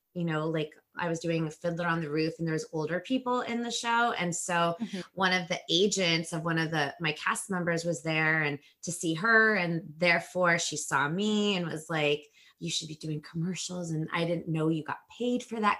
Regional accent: a suburb outside of Los Angeles, California, United States; I'm from Los Angeles. Well, a suburb outside of Los Angeles

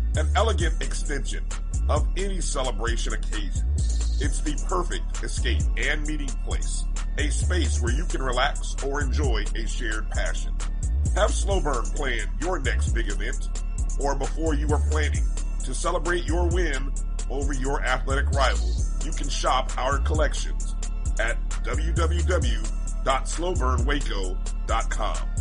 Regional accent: Indianapolis, Indiana, United States; my hometown, Indianapolis

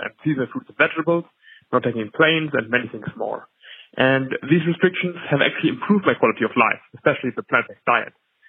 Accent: Germany; I'm from Germany.

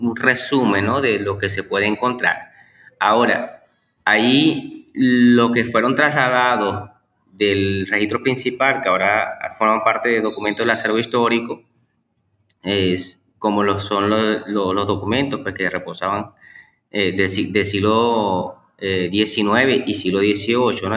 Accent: Maracaibo, Zulia, Venezuela; nace, pues aquí en Maracaibo, Estado Zulia, Venezuela. Eh, tengo 36 años y básicamente pues este, mi, vida eh, educativa y profesional la, he vivido acá en Venezuela.

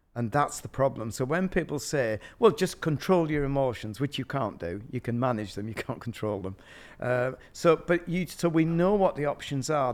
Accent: Yorkshire and the Humber, United Kingdom; I'm from Yorkshire

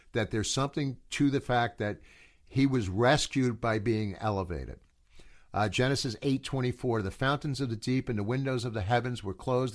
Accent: United States; also born or lived in New Jersey / Colorado; I am from America

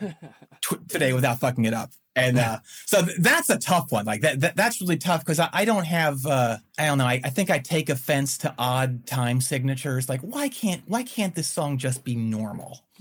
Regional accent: outside of Philadelphia, Pennsylvania, United States; also born or lived in Winston-Salem, North Carolina; now in Chapel Hill, United States; I grew up outside of Philadelphia, about 35 miles in the f- farmlands

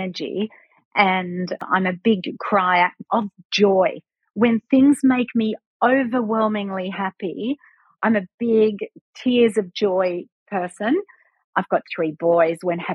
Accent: Australia; being an Aussie

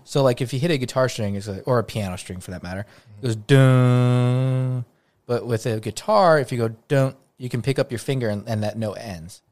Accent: United States; I was from Estados Unidos

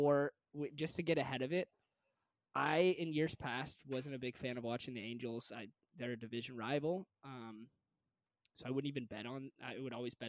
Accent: Northern California, United States; born and raised in Northern California

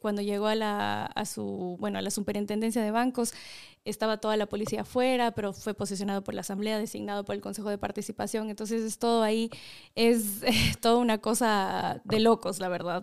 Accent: Quito, Pichincha, Ecuador; also born or lived in Los Angeles, United States / Chino Hills, United States / Maryland, United States; Nací en Los Ángeles. Mis papás fueron, bueno, migrantes en su tiempo, se fueron del Ecuador a trabajar allá y por cosas de la vida terminé, pues nací allá y me tuvieron allá y me crié, la verdad estuve hasta los 5, seis años, regresé al Ecuador, estudié acá

